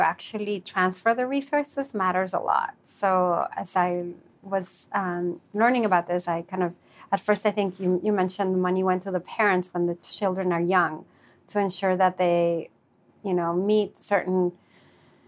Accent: Venezuela; I'm from Venezuela

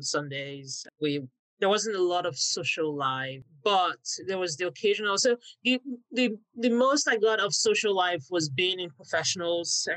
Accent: Warri, Delta, Nigeria; I grew up in Warri in southern Nigeria.

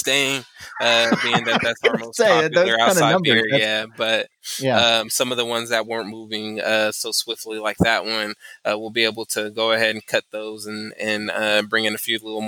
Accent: California, United States; now in San Antonio, United States; I'm originally from California

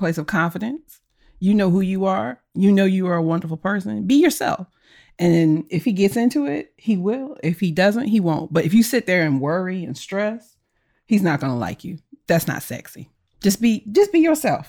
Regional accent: Philadelphia, Pennsylvania, United States; I grew up in Philadelphia

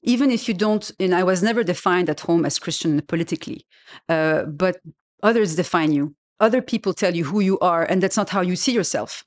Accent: Lebanon; first language French; English is a second language; moved away as an adult; also born or lived in France; I grew up in Lebanon

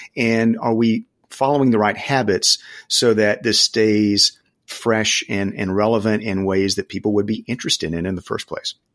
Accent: the South, United States; I grew up in the South

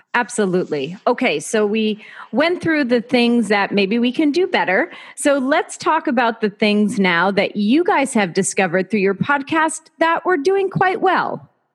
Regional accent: Pennsylvania, United States; I'm from Pennsylvania.

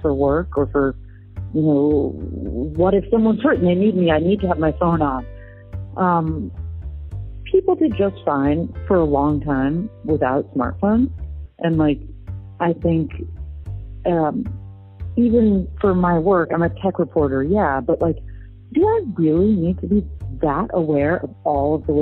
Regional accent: San Francisco, California, United States; I'm a local kid. I grew up in San Francisco.

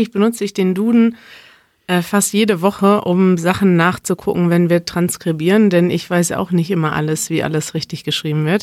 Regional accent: Germany; Ich lese als Deutsche auch deine Blogbeiträge

